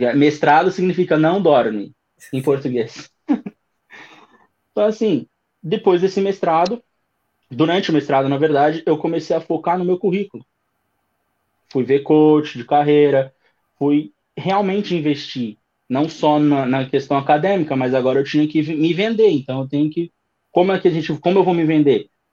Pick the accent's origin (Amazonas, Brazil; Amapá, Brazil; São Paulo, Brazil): São Paulo, Brazil; moved away as an adult; now in Dublin, Ireland; 30 anos, é, sou de São Paulo, capital.